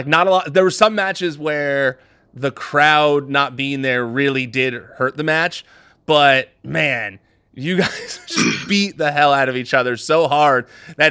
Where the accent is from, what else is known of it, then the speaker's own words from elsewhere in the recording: United States; as an American